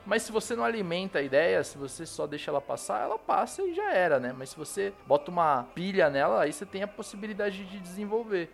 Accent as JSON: {"language": "Portuguese", "town": "Cosmópolis", "region": "São Paulo", "country": "Brazil", "moved": "as an adult", "lives_now": "São Paulo, Brazil", "said": "eu sou do interior de São Paulo, tá ligado? sou de uma cidadezinha chamada Cosmópolis"}